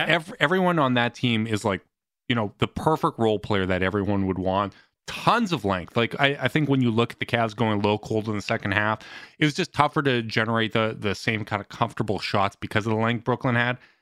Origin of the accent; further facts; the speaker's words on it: Canada; as a Canadian